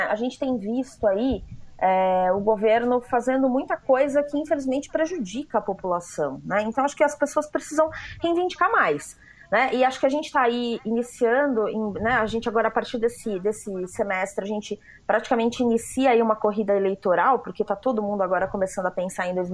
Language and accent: Portuguese; Atibaia, São Paulo, Brazil; sou de Atibaia.